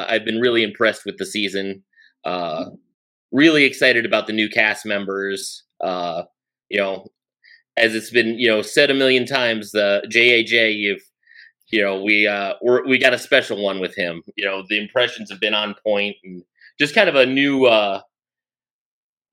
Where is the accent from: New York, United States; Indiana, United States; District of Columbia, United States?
Indiana, United States; Northern; I'm from Northern Indiana, just outside Chicago